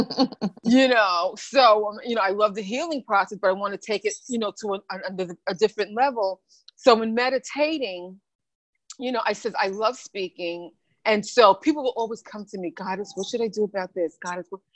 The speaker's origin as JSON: {"language": "English", "region": "New York", "country": "United States", "tie": "born or raised there", "also_born_or_lived": "Bahamas", "said": "I was born in the Bahamas and raised in New York when I was 4"}